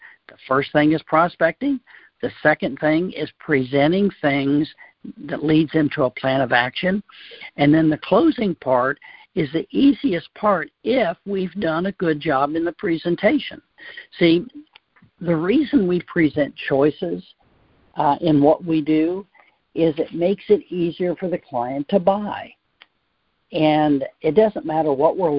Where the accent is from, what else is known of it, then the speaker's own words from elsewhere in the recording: southern Ohio, United States; I'm from Ohio, and we grew up in a very small town in southern Ohio